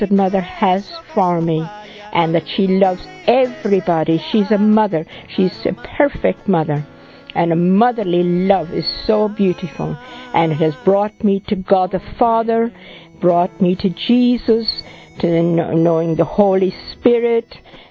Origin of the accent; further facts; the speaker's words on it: Ireland; I come from Ireland